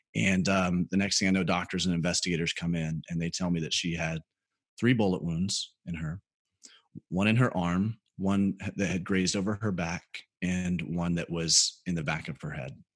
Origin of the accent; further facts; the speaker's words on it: Birmingham, Alabama, United States; moved away as an adult; also born or lived in South Carolina; I grew up in Birmingham, Alabama